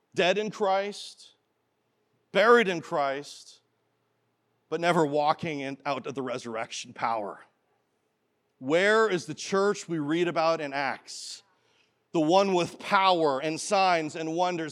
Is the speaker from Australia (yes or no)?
no; Canada; as a boy growing up in Canada